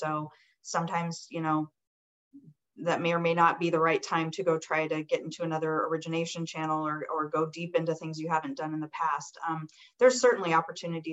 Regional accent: Colorado, United States; I grew up in Colorado

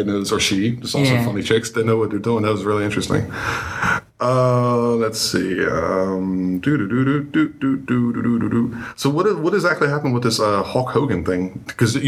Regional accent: Baltimore, Maryland, United States; now in Germany; I'm from Baltimore

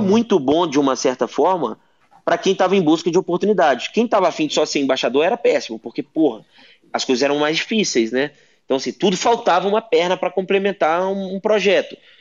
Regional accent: Brazil; eu sou brasileiro, aqui no Brasil

